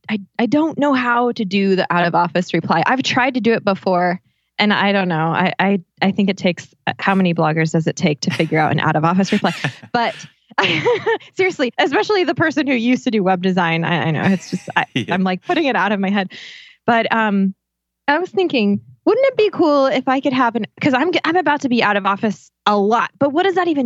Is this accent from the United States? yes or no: no; England, United Kingdom; I'm the same. I'm English.